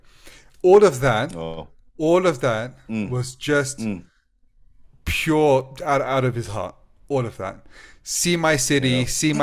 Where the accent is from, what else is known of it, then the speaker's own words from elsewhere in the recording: England, United Kingdom; We said England